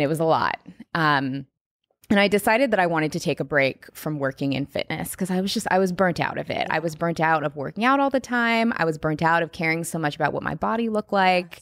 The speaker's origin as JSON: {"language": "English", "town": "Seattle", "region": "Washington", "country": "United States", "tie": "born or raised there", "moved": "as an adult", "lives_now": "Los Angeles, United States", "said": "I grew up in Seattle"}